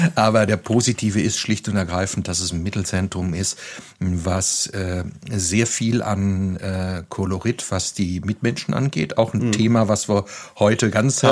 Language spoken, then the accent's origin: German; Lüdenscheid, North Rhine-Westphalia, Germany; moved away as an adult; now in Neuwied, Germany; Ich komme aus Westfalen, ich bin in Lüdenscheid zur Schule gegangen